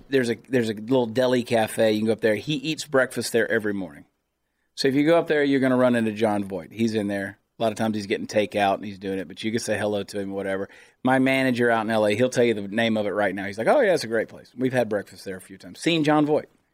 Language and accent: English; United States; I'm an American